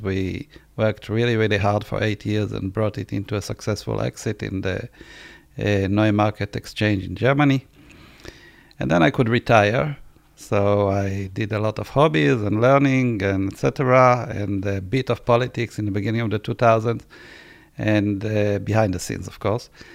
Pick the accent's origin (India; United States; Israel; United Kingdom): Israel; I was born in Israel.